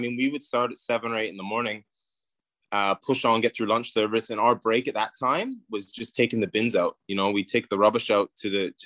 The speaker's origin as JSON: {"language": "English", "town": "Vancouver", "region": "British Columbia", "country": "Canada", "tie": "born or raised there", "also_born_or_lived": "New Zealand", "moved": "as an adult", "lives_now": "Toronto, Canada", "said": "I'm from Vancouver. So I'm a West Coast boy. I left home when I was about, I think just after high school."}